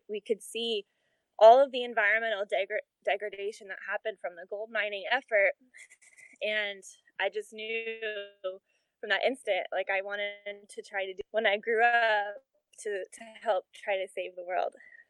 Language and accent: English; California, United States; now in Austin, United States; growing up in California. And the schools were amazing there